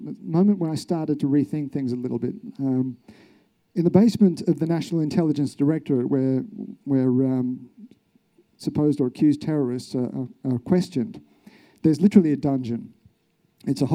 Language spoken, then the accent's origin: English; Australia; I'm from Australia.